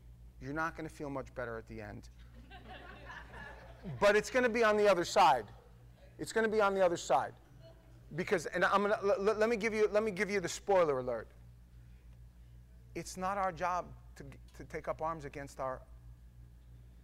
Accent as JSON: {"language": "English", "town": "New York City", "region": "New York", "country": "United States", "tie": "born or raised there", "said": "I grew up in New York. I grew up in a city."}